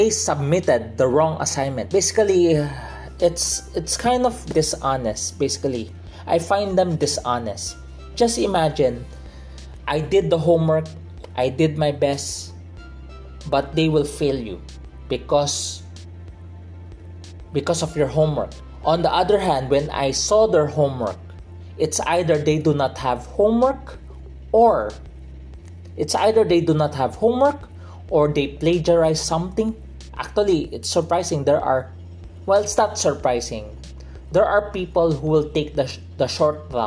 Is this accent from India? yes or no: no; Philippines; I'm from the Philippines